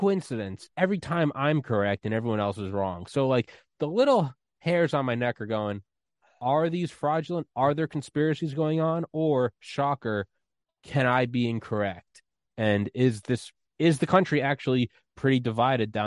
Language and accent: English; New England, United States; I'm from New England